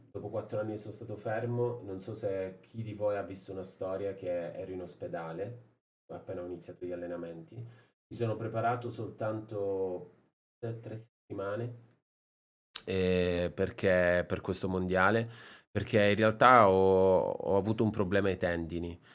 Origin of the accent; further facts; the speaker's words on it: Sicily, Italy; moved away; also born or lived in Japan; la Sicilia, un po' la mia terra